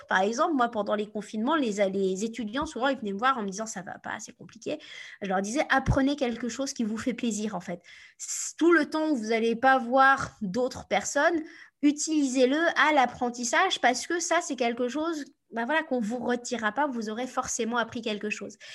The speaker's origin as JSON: {"language": "French", "region": "Normandy", "country": "France", "also_born_or_lived": "United States", "said": "Je viens de Normandie, donc autant vous dire que voilà, je suis, pas, je suis pas du Sud."}